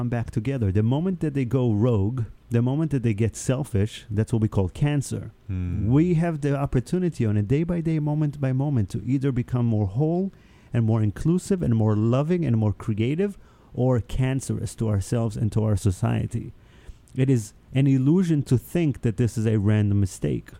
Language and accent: English; Israel; first language Hebrew; English is a second language; also born or lived in New York; now in United States; I grew up in Israel.